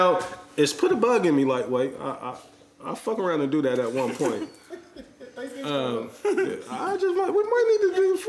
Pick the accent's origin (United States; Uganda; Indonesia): United States; Columbus, Ohio; Columbus, Ohio. Again, born and raised here. I love this place.